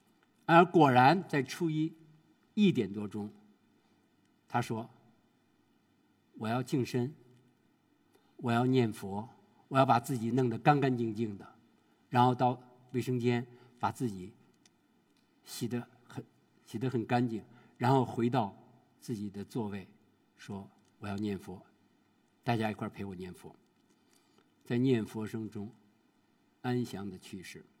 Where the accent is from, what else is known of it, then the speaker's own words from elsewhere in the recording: China; 说我们中国人呀，在面临死亡的时候有三大绝